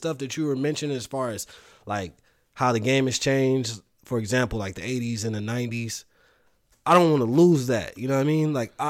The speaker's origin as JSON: {"language": "English", "town": "Los Angeles", "region": "California", "country": "United States", "said": "And then I'm also like from the West Coast, so I'm from a very trendy place, like LA, you know what I mean?"}